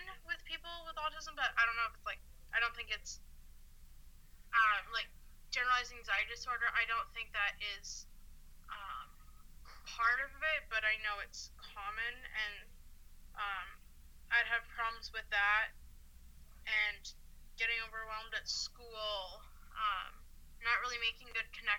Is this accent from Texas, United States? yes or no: no; Seattle, Washington, United States; now in Utah, United States; I am originally from Seattle